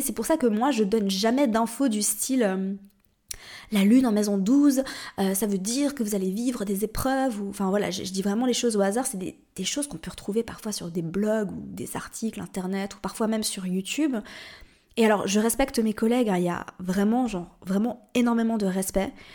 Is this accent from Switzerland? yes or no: yes; Switzerland; moved away as an adult; also born or lived in Paris, France / Morocco; je suis suisse, si tu ne le savais pas. Et euh, en Suisse, on dit 90.